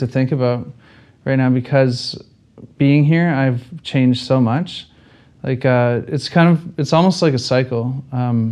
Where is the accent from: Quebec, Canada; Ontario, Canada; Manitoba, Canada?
Ontario, Canada; moved away as an adult; I'm from Ontario